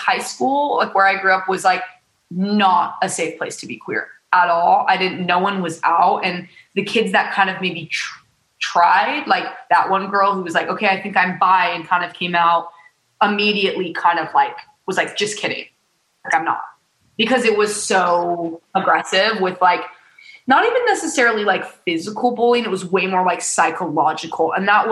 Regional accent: Utah, United States; born or raised there; moved away as an adult; now in Los Angeles, United States

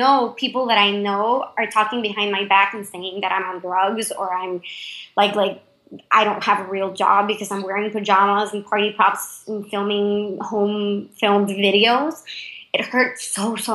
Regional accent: Panama; English is a second language; moved away

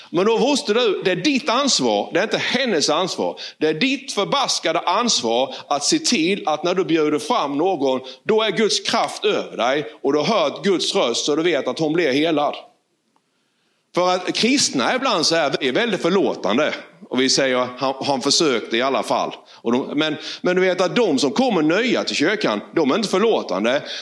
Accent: Valje, Blekinge, Sweden; från Valje.

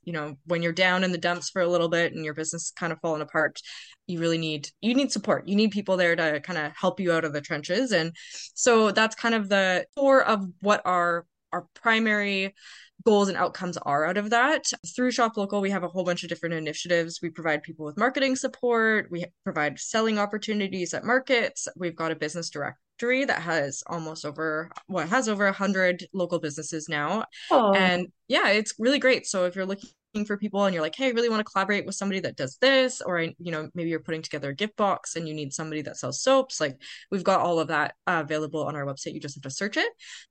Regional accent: Edmonton, Alberta, Canada; moved away as an adult; now in Langley, Canada; I grew up in Edmonton, Alberta, and I actually now live in Langley, BC. I've been in BC for about 12, 13 years now

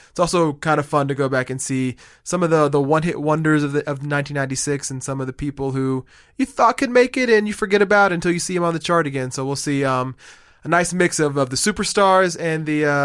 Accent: Boston, Massachusetts, United States; a little Boston theme here in my hometown.

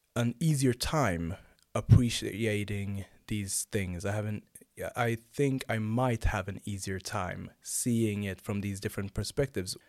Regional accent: Sweden; also born or lived in Nynäshamn; I'm born and raised here in Sweden. I have origins from Rwanda and Uganda.

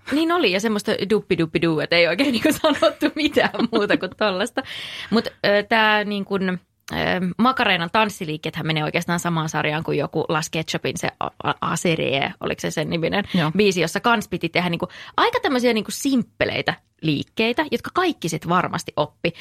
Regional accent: North Karelia, Finland; mä oon kotoisin Pohjois-Karjalasta

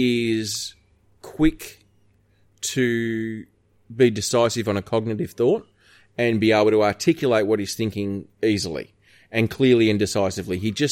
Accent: Australia; We're Australian.

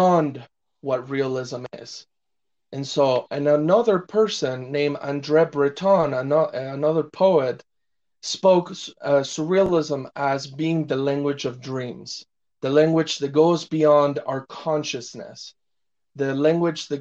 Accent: Madrid, Community of Madrid, Spain; first language Spanish; English is a second language; moved away; I'm originally from Madrid, Spain

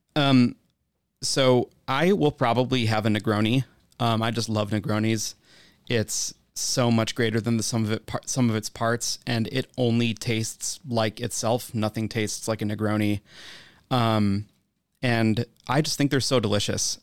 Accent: Wisconsin, United States; I'm from Wisconsin

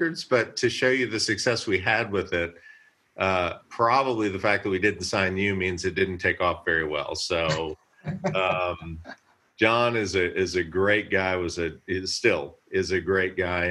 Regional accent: Columbia, Missouri, United States; I was raised in Columbia, Missouri

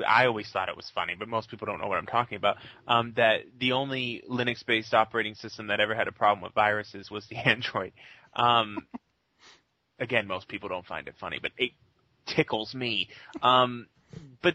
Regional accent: Boston, Massachusetts, United States; my hometown of Boston, you can't say a bad thing about Tom Brady or you will be stabbed.

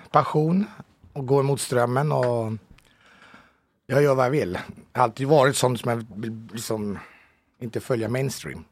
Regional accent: Haninge, Stockholm County, Sweden; moved away as an adult; now in Italy; jag är född ute från Jobro, utanför mm. Haninge

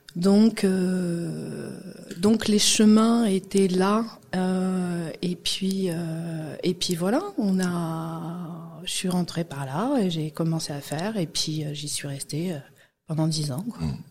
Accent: Guadeloupe; moved away as an adult; also born or lived in Martinique; now in France; j'ai grandi en Guadeloupe. Je suis née en France, hein, en 91, et très tôt, euh, on est parti

